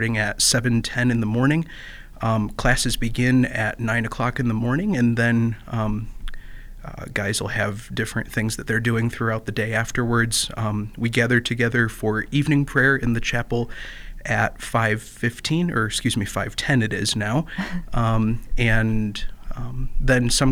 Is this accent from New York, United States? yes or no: no; Perry, Michigan, United States; I am from a small town called Perry. It's within the Diocese of Lansing